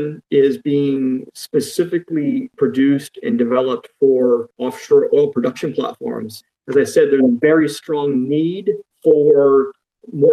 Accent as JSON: {"language": "English", "region": "Florida", "country": "United States", "tie": "born or raised there", "moved": "as an adult", "lives_now": "North Carolina, United States", "said": "I grew up in Florida, where I spent all of my younger life going to school and finished college in Florida, and then immediately moved to North Carolina, where I've been ever since"}